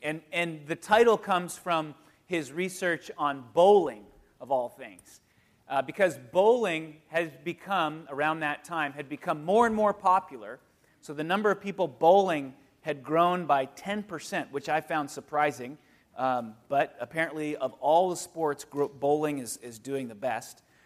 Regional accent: United States; I'm an American

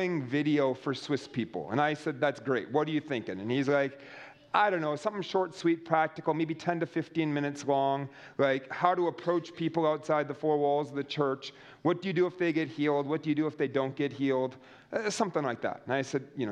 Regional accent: United States; I'm an American, and I'm a loud American on top of that.

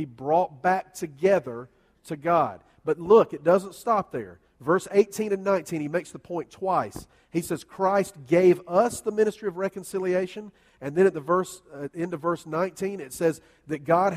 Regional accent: United States

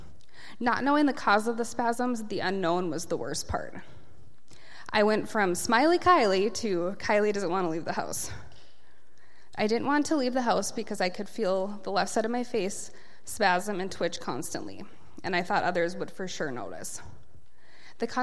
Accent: Casselton, North Dakota, United States; also born or lived in Aberdeen, South Dakota; now in Fargo-Moorhead, United States; I grew up in Castleton, North Dakota

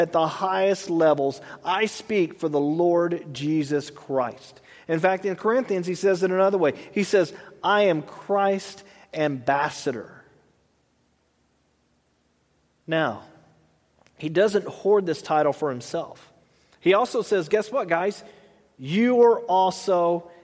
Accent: Texas, United States; I'm a Texan

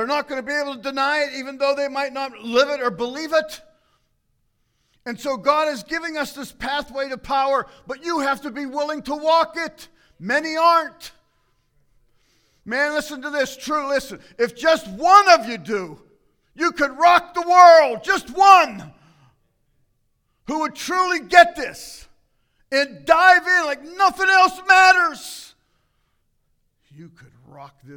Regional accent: United States; as an American

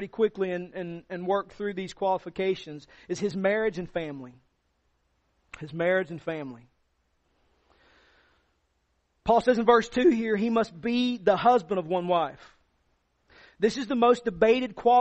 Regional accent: the South, United States; All of us growing up in the South

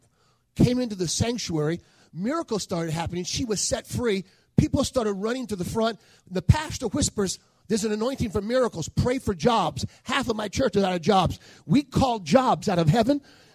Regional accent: New Orleans, Louisiana, United States; I was born in New Orleans

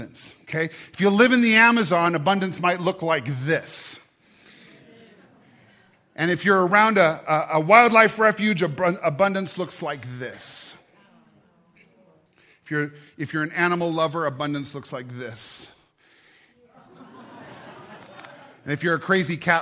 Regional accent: United States; I'm an American

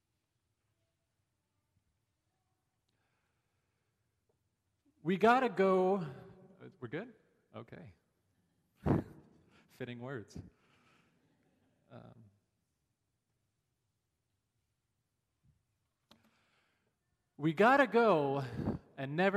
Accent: Los Angeles, California, United States; now in Grand Rapids, United States; I'm originally from Los Angeles, California, a bit of a different climate

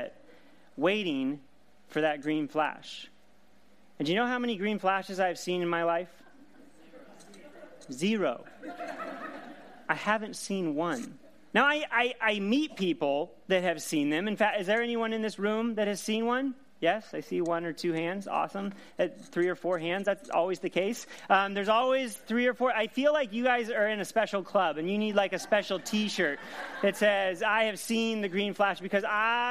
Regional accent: Seattle, Washington, United States; I grew up in the Pacific Northwest in the Seattle area.

